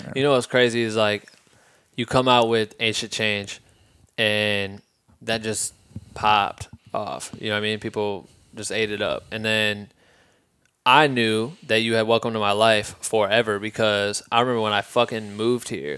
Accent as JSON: {"language": "English", "region": "Midwest", "country": "United States", "also_born_or_lived": "Iowa", "moved": "as an adult", "lives_now": "Los Angeles, United States", "said": "We're from the Midwest, bro. Like, then we moved out here"}